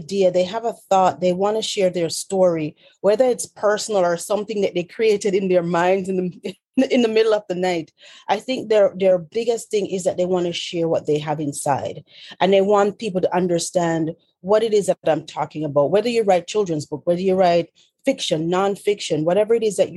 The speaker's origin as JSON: {"language": "English", "town": "Montego Bay", "region": "Saint James", "country": "Jamaica", "tie": "born or raised there", "also_born_or_lived": "Union County, New Jersey", "moved": "as an adult", "lives_now": "New Jersey, United States", "said": "originally from Montego Bay, Jamaica. I'm born and raised."}